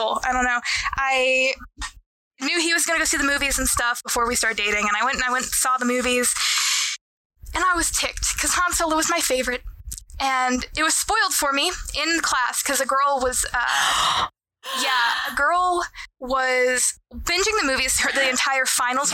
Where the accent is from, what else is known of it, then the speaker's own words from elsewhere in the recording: Texas, United States; I'm Texan